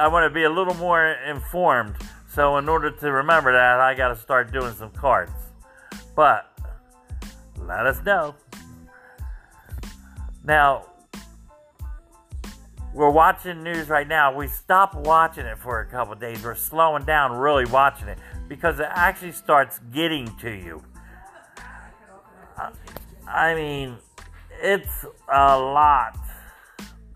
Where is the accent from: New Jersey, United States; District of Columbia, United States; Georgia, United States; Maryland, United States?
New Jersey, United States; I'm from New Jersey, where they have like Jim's Lunch, and they're well known for their bread pudding.